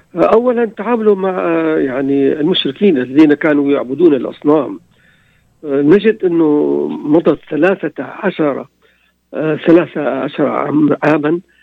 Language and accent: Arabic; Damascus, Damascus Governorate, Syria; انا من من دمشق آه، في يعني حي لليهود حي الامين